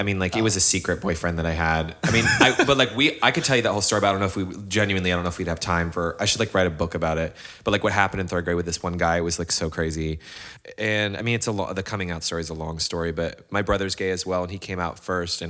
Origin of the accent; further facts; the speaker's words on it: North Carolina, United States; now in Los Angeles, United States; And I grew up in North Carolina for the most part.